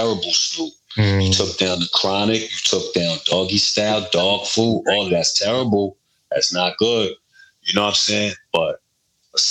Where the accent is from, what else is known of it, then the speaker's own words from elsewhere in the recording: New York City, New York, United States; when I grew up in Brooklyn, you know, late 80s, early 90s